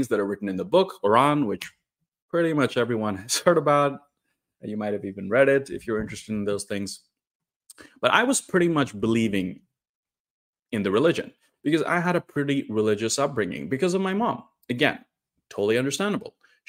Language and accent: English; Northeast India, India; I'm from India, and most people in India are Hindus, but there is a significant Islamic population, especially in the north. And I'm from the northeast part of India.